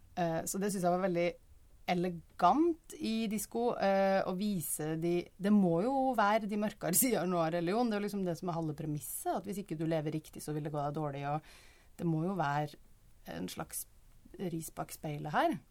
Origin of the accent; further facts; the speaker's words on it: Trøndelag, Norway; som trønder